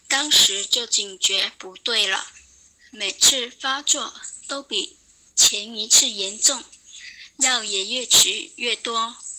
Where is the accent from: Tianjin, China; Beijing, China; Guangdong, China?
Guangdong, China; 我是来自广东的听友，今年二十六岁